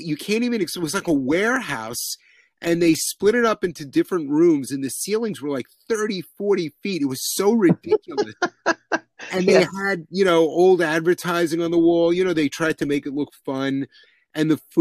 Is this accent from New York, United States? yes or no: yes; New York City, New York, United States; I'm a New Yorker